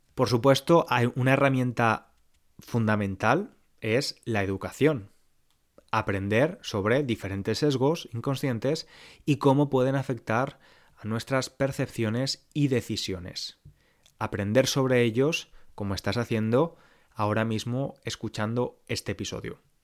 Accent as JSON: {"language": "Spanish", "town": "Valencia", "region": "Valencian Community", "country": "Spain", "also_born_or_lived": "London", "moved": "as an adult", "said": "Yo hasta 2012 vivía en Valencia, en España, y la mayoría de personas con las que me relacionaba eran como yo, españolas, blancas"}